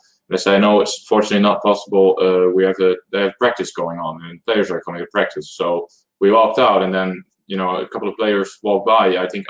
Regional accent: Netherlands; English is a second language; We're from the Netherlands.

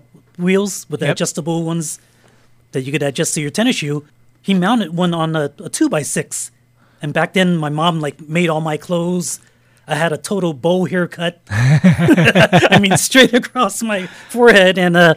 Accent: San Francisco, California, United States; Yeah, I was born and raised in the city. My parents, they came from China in 1955, and I was born in 59. They were living in Chinatown, so I was born in the Chinatown Hospital in San Francisco.

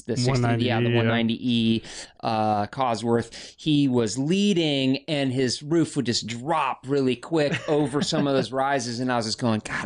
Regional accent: Mendocino coast, California, United States; also born or lived in Sonoma County; I grew up on the Mendocino coast

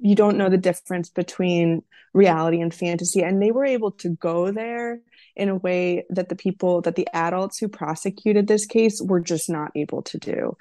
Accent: Wisconsin, United States; now in Los Angeles, United States; my home state of Wisconsin

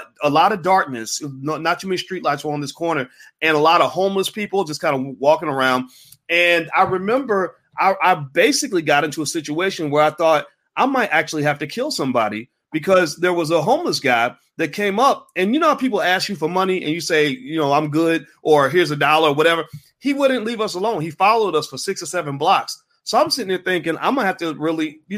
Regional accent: Louisville, Kentucky, United States; moved away; I was in my hometown of Louisville

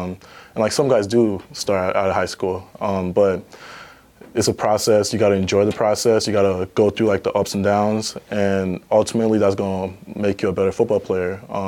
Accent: Liberia; also born or lived in Ghana; now in United States; So I was born in Ghana, and then I'm originally Liberian. I was born in Ghana, and then my family moved to Liberia, and then later on we moved to America.

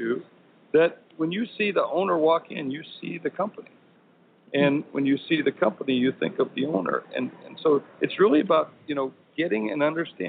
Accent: South Dakota, United States; moved away; I'm originally from South Dakota

